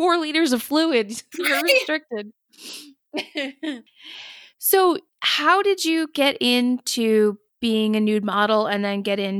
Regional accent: New England, United States; I grew up in New England. It was always very cold.

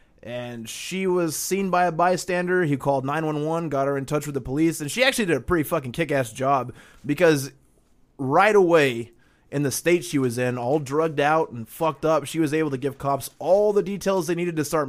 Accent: Chicago, Illinois, United States; accent: Chicago; But yeah, that's where my Chicago accent comes from, is that guy laying on the ground.

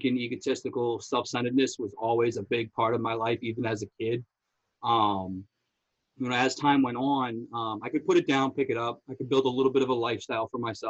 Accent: Somerville, Massachusetts, United States; I grew up in Somerville

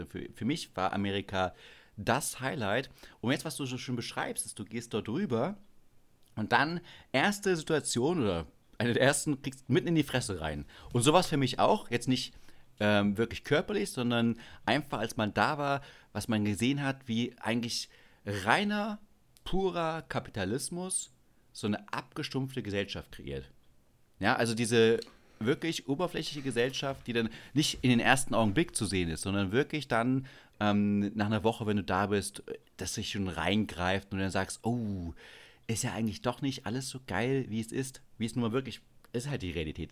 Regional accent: Biere, Saxony-Anhalt, Germany; moved away as an adult; now in Munich, Germany; in meiner Heimatstadt, da gibt es ein kleines Kaff, das heißt Biere.

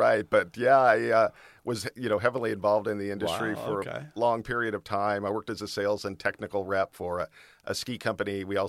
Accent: Hollywood, California, United States; born there; So I was born in Hollywood, California.

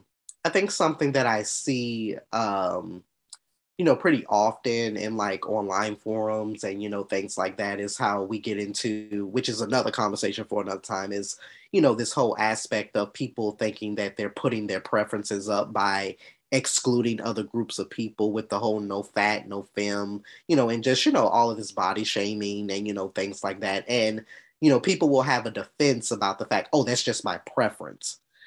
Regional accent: Atlanta, Georgia, United States; I'm 28 from Atlanta, Georgia.

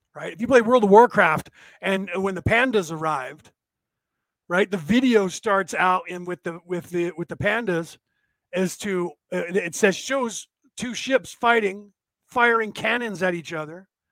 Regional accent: United States; I was born in America

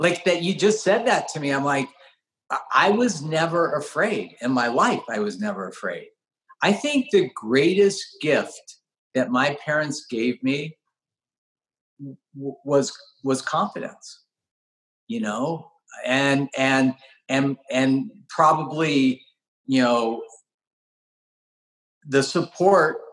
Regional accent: the Valley, California, United States; I grew up in the Valley

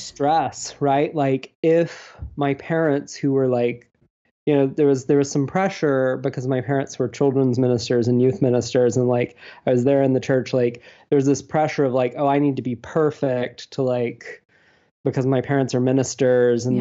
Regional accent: Deep South, United States; also born or lived in Alabama / Georgia; I'm from the Deep South. Um, I grew up in Alabama and Georgia

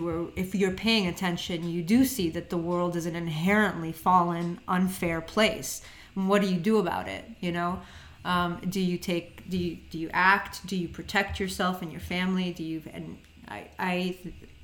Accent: United States; I'm an American, okay? I was born here.

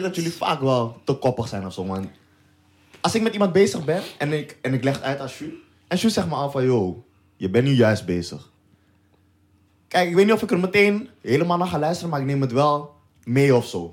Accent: Amsterdam, North Holland, Netherlands; wij komen uit Amsterdam

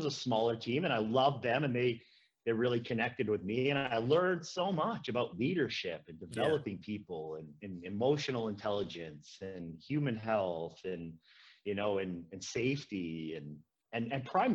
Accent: a small town in Saskatchewan, Canada; moved away as an adult; also born or lived in Edmonton, Alberta / Prince Albert, Saskatchewan; now in Fruitvale, Canada; I'm from a small town in Saskatchewan

